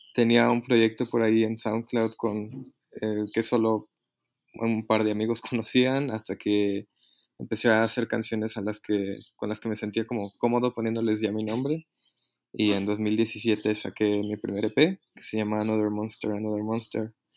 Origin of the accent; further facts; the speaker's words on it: Mexico City, Mexico; soy de aquí, de, la Ciudad de México